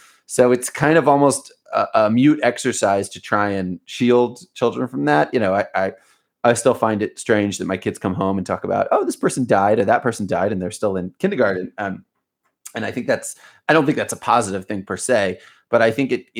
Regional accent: Baltimore, Maryland, United States; moved away as an adult; now in Israel; I grew up in Baltimore. I grew up in the US and I left at age 18. And now I you know, and I've been here and I'm 35. So I've spent about half of my life in the States and about half of my life here in Israel.

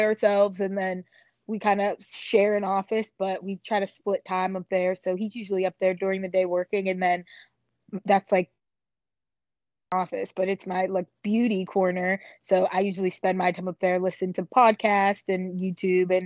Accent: Pittsburgh, Pennsylvania, United States; where I grew up in Pittsburgh is predominantly white area

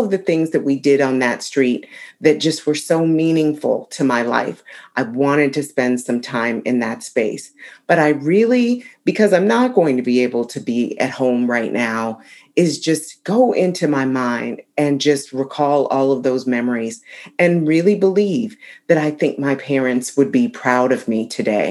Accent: Ayer, Massachusetts, United States; moved away; also born or lived in Concord, Massachusetts; I wanted to spend some time in my hometown of Ayr, Massachusetts, and just be near my childhood home

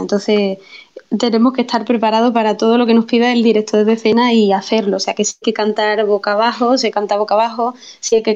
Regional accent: Andalusia, Spain; mi tierra

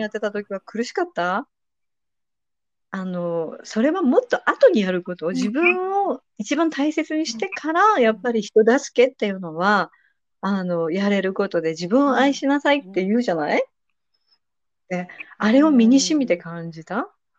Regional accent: Nagoya, Aichi, Japan; moved away as an adult; now in Serbia; 私名古屋出身なんですけど

